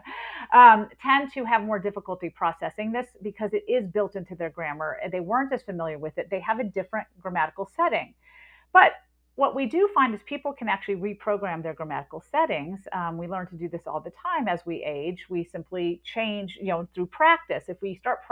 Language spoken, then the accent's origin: English; the South, United States; Growing up in the South